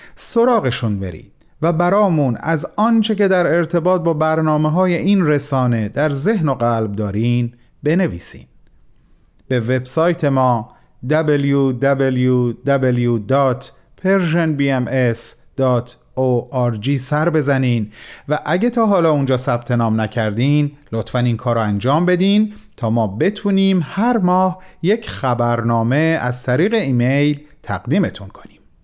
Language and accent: Persian; Iran; من به عنوان یک ایرانی